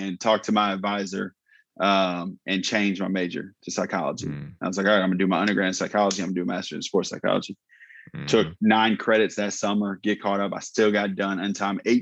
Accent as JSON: {"language": "English", "region": "Northwest Indiana", "country": "United States", "tie": "born or raised there", "moved": "yes", "said": "I grew up in Northwest Indiana, about 30 minutes outside of Chicago"}